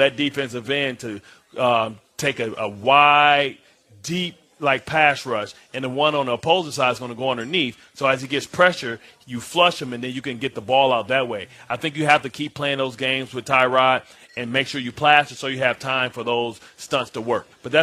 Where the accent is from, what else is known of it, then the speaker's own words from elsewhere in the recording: Michigan, United States; I'm from Michigan